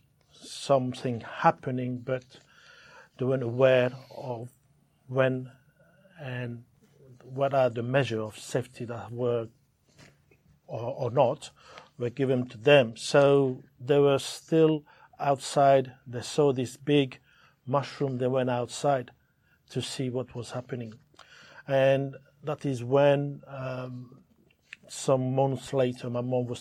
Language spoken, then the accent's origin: English; French Polynesia; also born or lived in Mangareva; We have to move to Tahiti from Monga River when I was a year and a half. So it was for that reason my mom and my dad were very worried about what could happen to their children. And this is it. We grew up in Tahiti